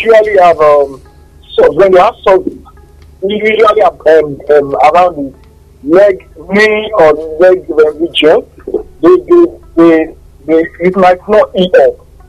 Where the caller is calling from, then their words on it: Ibadan, Oyo, Nigeria; from Bodija.